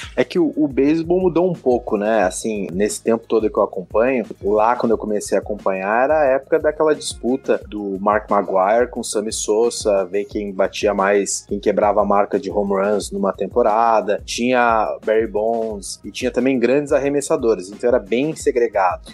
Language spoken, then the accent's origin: Portuguese; Brazil; sou do do Brasil